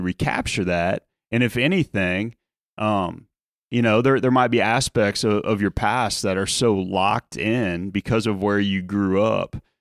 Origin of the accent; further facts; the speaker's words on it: outside of New Orleans, Louisiana, United States; moved away as an adult; my time growing up outside of New Orleans